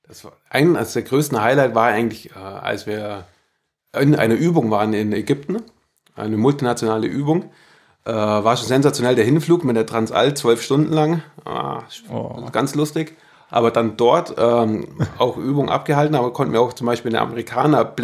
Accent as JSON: {"language": "German", "town": "Kempten", "region": "Bavaria", "country": "Germany", "tie": "born or raised there", "said": "in Kempten, im Herzen vom Allgäu. Und auch dort, nee, ländlich aufgewachsen."}